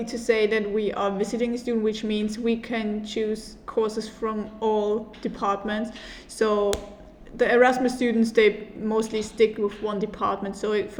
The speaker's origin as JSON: {"language": "English", "country": "Germany", "moved": "as an adult", "lives_now": "Malta", "said": "And we're both from Germany and we are currently visiting students in Malta. I'm 24 years old."}